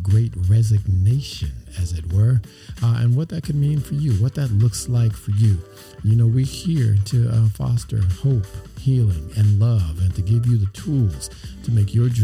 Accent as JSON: {"language": "English", "town": "Los Angeles", "region": "California", "country": "United States", "tie": "born or raised there", "moved": "yes", "said": "my hometown? How's LA treating you"}